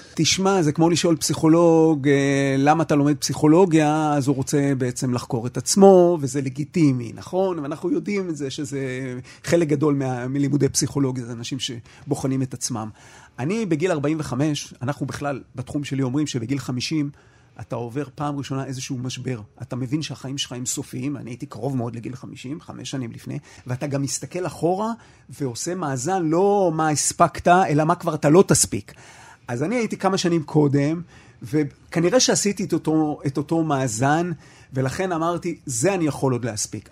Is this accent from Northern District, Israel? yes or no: no; Haifa, Haifa District, Israel; אני חיפאי במקור